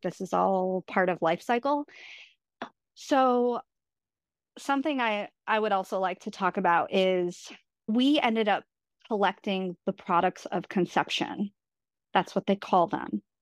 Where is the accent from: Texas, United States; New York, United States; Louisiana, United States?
New York, United States; my husband's from Vermont, I'm from New York